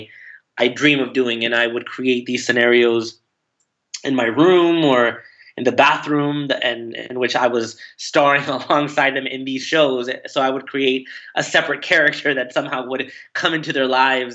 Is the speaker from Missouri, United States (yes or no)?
no; Anaheim, California, United States; moved away as an adult; also born or lived in Fullerton, California / New York / Los Angeles; now in Sherman Oaks, United States; I was born in Fullerton and raised in Anaheim. Fullerton is the town next to Anaheim. And I grew up there until I was 18